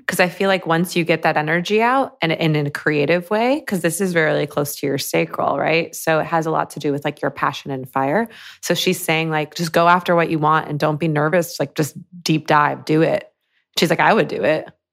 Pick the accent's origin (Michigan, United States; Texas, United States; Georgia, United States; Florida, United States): Michigan, United States; I grew up in Michigan, like a suburb of Michigan